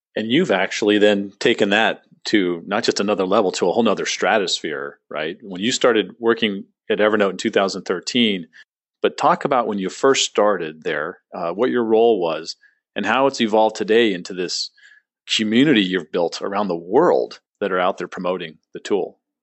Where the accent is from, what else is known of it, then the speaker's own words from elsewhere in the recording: San Diego, California, United States; moved away as an adult; also born or lived in Phoenix; I grew up in San Diego.